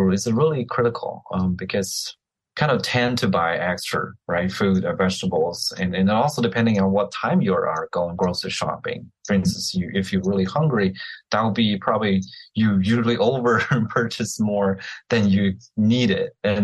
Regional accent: China; now in Florida, United States; I'm growing up in China

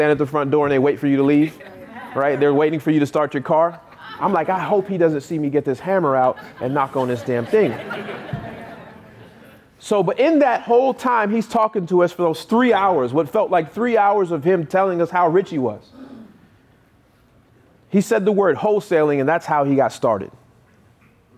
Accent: North Carolina, United States; I go driving for dollars in a neighborhood that I grew up in North Carolina. On the same street I grew up on

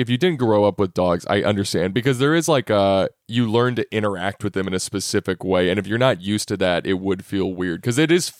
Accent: Texas, United States; moved away; because I grew up in Texas and we had a yard

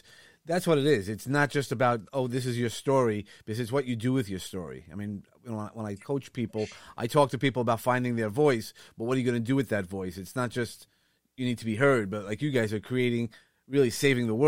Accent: New York, United States; from New York

